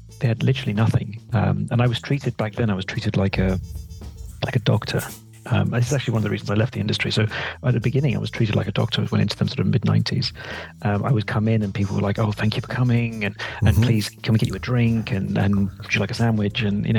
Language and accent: English; Sierra Leone; He stayed in West Africa. That's why I was brought up in Sierra Leone as a result.